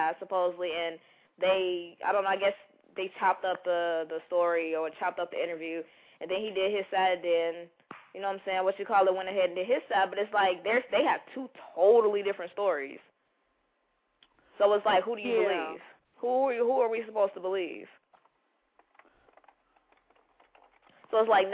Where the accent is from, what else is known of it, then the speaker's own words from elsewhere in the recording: Chicago, Illinois, United States; I'm from Chicago